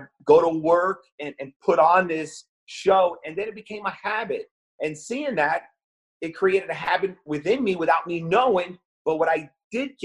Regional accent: New York, United States; I was born in the Bronx in New York

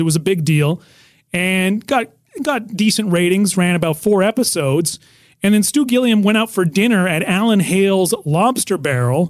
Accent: Nelson, British Columbia, Canada; now in United States; I'm in my hometown of Nelson, British Columbia

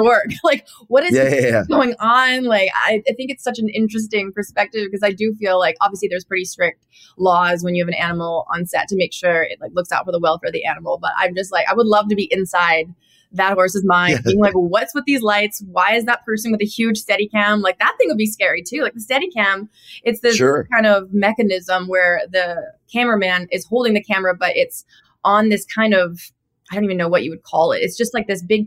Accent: Cloverdale, British Columbia, Canada; moved away as an adult; also born or lived in Nashville; now in Los Angeles, United States; I grew up in Cloverdale, which is a rodeo town in BC

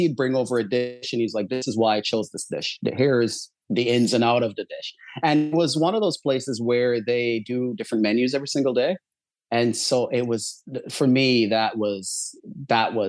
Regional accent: Barbados; moved away; as I was growing up in Barbados, there was probably a 2-minute walk from my house

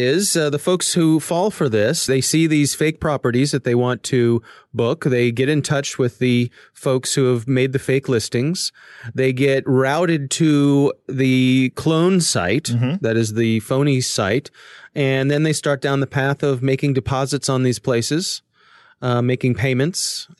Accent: Orlando, Florida, United States; born there; I was born in Orlando, Florida.

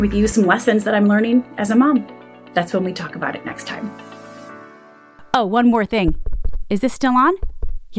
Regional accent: Michigan, United States; I'm from Michigan

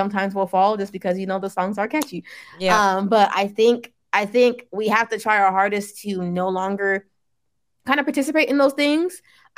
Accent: Nigeria; even though you want to get closer to your African roots, me being Nigerian, I'm fully aware that like, hey, some of my ancestors were worshiping idols.

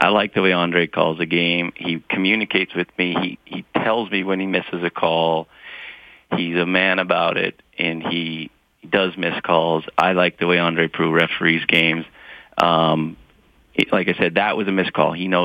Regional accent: Montana, United States; I grew up in Montana.

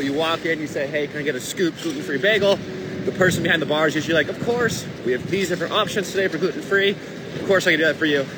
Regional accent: Los Angeles, California, United States; I'm from Los Angeles.

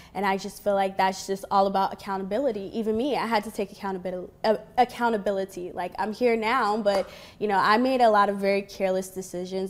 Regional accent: Florida, United States; also born or lived in Virginia; Florida because that's pretty much where I grew up

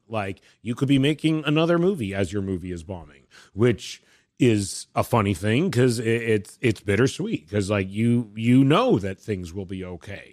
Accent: Vancouver, British Columbia, Canada; I'm from Vancouver, where they made movies, not to say it's like I grew up in Hollywood

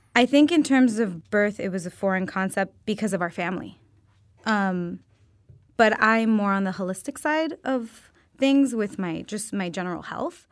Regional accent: Miami, Florida, United States; now in Los Angeles, United States; I'm originally from Miami, Florida.

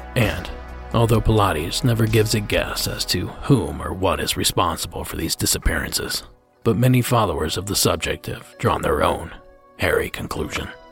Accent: Ohio, United States; my home state and a town I used to work in Glass City, Toledo, Ohio.

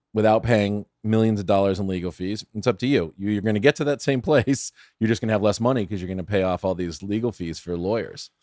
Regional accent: San Fernando, California, United States; also born or lived in Pasadena / Studio City / Sherman Oaks; I grew up in San Fernando. I went to John F. Kennedy High School in, in San, in San Fernando.

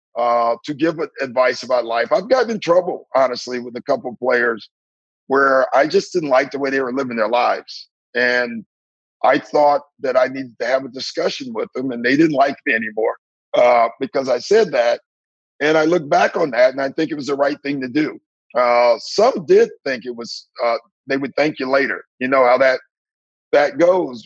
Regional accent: Maywood, Illinois, United States; moved away; I'm from Maywood, and I'm black

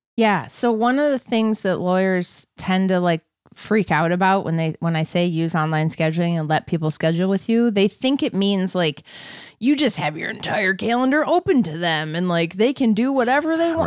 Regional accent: Wisconsin, United States; now in Minnesota, United States; I was born in Wisconsin

